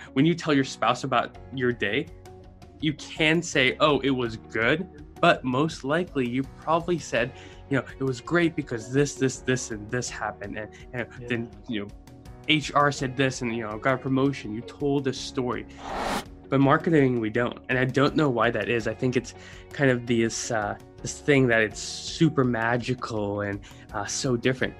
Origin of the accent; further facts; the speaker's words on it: South Africa; moved away as an adult; now in United States; I'm a South African, immigrated to the States in December of 2007.